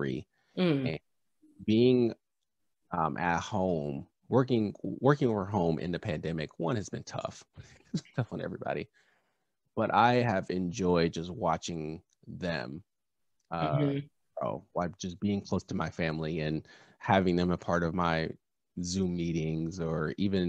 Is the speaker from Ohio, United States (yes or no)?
no; Southern California, United States; I grew up in Southern California.